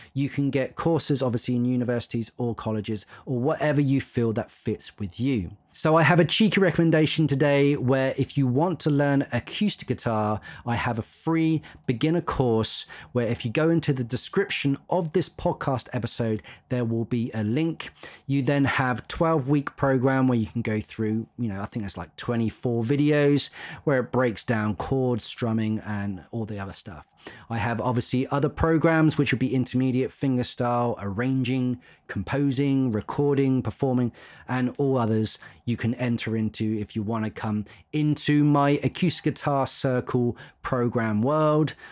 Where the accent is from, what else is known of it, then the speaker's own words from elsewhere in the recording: Isle of Wight, South East England, United Kingdom; I grew up on the Isle of Wight